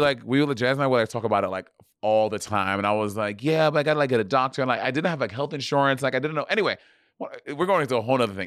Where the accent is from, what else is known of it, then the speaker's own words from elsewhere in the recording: New York, United States; I'm African. I'm from New York.